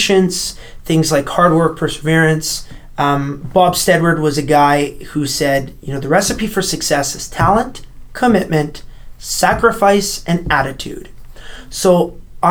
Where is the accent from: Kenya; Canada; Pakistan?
Canada; my home country